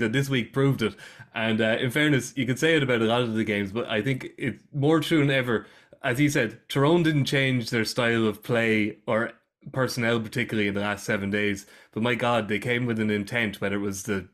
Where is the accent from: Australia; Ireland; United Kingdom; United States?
Ireland; Wexford, Leinster; I'm from Wexford.